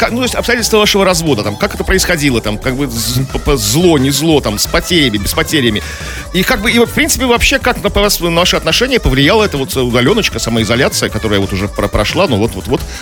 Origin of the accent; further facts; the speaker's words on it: Saint Petersburg, Russia; Потому что мы, мы, э, петербуржцы, нам дается эта информация, а мы уже как ведущие петербуржцы на радио доносим эту информацию всему миру.